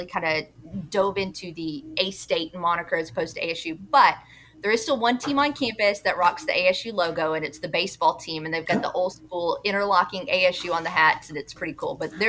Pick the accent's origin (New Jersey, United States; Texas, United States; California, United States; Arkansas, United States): Arkansas, United States; Jonesboro; I'm from Jonesboro.